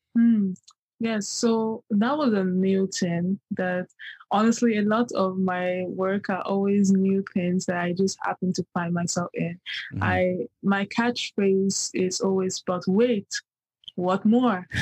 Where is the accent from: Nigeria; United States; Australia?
Nigeria; moved away; I come from the Yoruba tribe in Nigeria